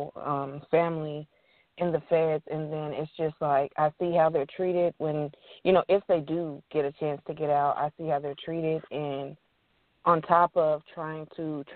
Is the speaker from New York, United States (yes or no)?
no; Texas, United States; I am a mother first, and right after, I'm a writer. I'm from Texas